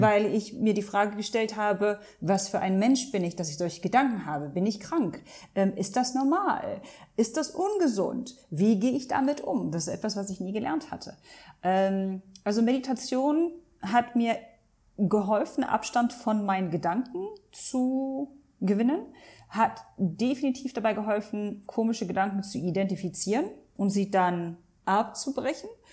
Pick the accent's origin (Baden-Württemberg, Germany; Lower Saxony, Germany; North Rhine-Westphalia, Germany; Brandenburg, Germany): Lower Saxony, Germany; Hanover; moved away as an adult; also born or lived in Langenhagen / Abu Dhabi, United Arab Emirates; now in Dubai, United Arab Emirates; Ich bin in Deutschland geboren, aufgewachsen, sozialisiert worden